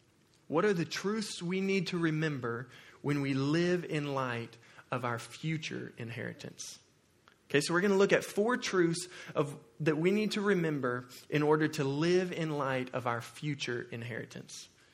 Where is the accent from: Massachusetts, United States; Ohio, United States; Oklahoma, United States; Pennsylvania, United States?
Oklahoma, United States; moved away; Now, I'm from Oklahoma